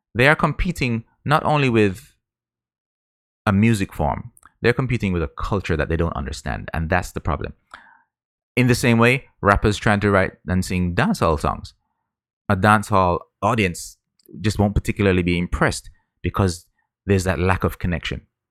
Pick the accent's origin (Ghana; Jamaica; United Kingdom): Jamaica; I grew up in Jamaica